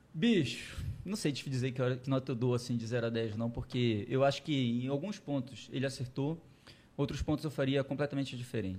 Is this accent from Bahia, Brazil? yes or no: no; Belém, Pará, Brazil; De Belém, tá. de Belém. Nascido e criado na Marambaia, ali perto do canal Água Cristal.